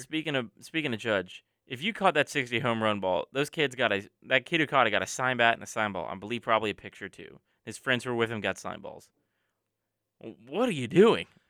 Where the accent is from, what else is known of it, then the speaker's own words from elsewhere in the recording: the South, United States; growing up in the South